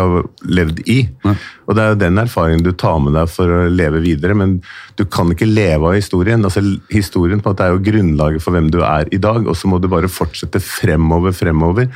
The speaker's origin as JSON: {"language": "Norwegian", "region": "Oslo", "country": "Norway", "tie": "born or raised there", "said": "jeg er født i Oslo"}